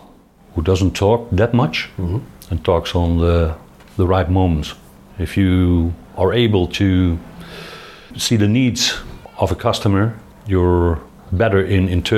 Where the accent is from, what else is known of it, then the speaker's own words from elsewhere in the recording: Veldhoven, North Brabant, Netherlands; English is a second language; also born or lived in Roosendaal, Netherlands / Eindhoven, Netherlands; I'm from Roosendaal, which is a city 80 kilometers to the west. My father was also a professional military and he was stationed there. We came to Veldhoven, which is near to Eindhoven, when I was 5 years old.